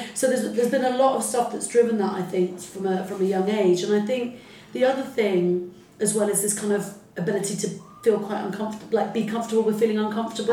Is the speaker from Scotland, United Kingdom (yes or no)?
no; Salisbury, South West England, United Kingdom; first language Arabic; English is a second language; also born or lived in Heliopolis, Cairo, Egypt; we came to a very kind of uh, sort of lovely white middle class mm-hmm. uh, town called Salisbury in Wiltshire